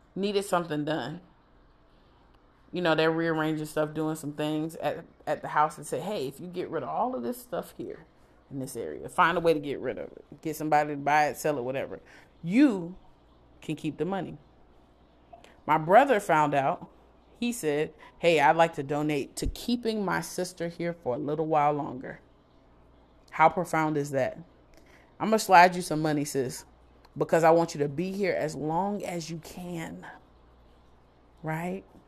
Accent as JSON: {"language": "English", "area": "Broward County", "region": "Florida", "country": "United States", "moved": "yes", "said": "I'm from Broward."}